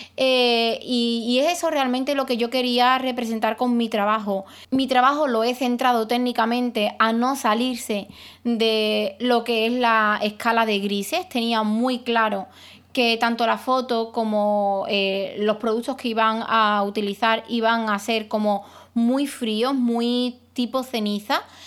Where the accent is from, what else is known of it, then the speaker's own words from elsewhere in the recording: Spain; los españoles eh, nos hemos apropiado